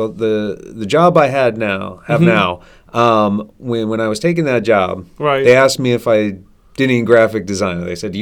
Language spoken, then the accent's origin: English; Holyoke, Massachusetts, United States; moved away as an adult; also born or lived in Vermont; now in Lexington, United States; I grew up in Holyoke, Massachusetts, and went to college in Vermont, St. Michael's College